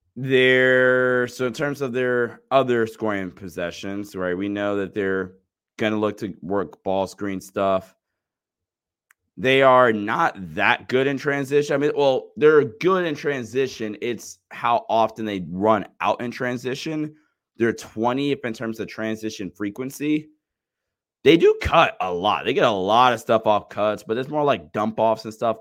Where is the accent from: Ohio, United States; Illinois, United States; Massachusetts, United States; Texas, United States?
Ohio, United States; I'm from Ohio